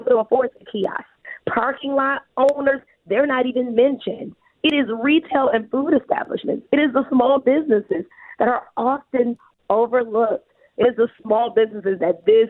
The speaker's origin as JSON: {"language": "English", "town": "Detroit", "region": "Michigan", "country": "United States", "said": "I'm from the Detroit West Side"}